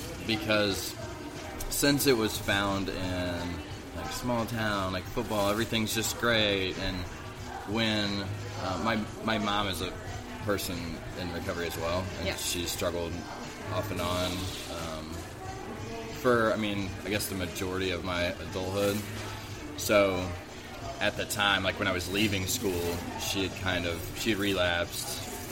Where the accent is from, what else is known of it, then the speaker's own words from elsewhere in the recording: Farmington, Missouri, United States; I'm from Farmington, yes.